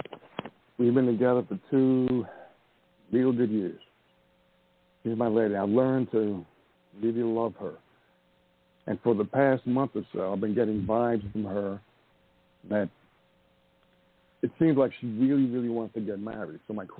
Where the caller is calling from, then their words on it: Montana, United States; I'm calling from Montana.